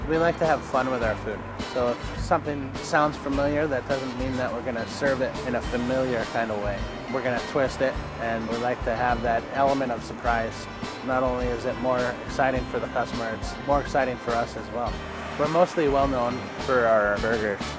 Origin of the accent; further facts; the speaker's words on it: East Coast, United States; now in Alameda, United States; I grew up on the East Coast